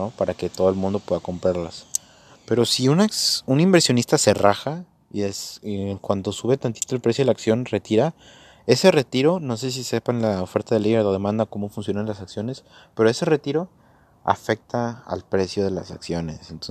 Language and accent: Spanish; Mexico; creo que lo voy a hacer en la Bolsa Mexicana de Valores, pues porque yo soy de México, es un terreno conocido